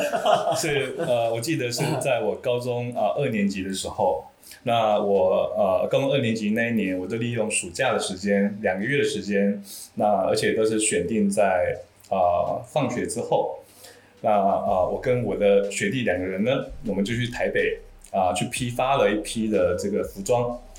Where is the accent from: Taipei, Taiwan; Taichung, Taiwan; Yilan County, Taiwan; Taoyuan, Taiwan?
Taoyuan, Taiwan; 我的老家在台湾桃园的大溪，但是我读书是在市区